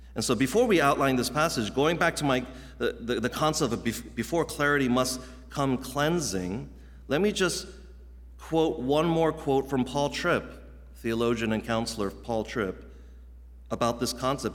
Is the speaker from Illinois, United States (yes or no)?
no; Virginia, United States; moved away as an adult; also born or lived in Midwest; I grew up, as many of you guys know, in Virginia, in the Mid-Atlantic region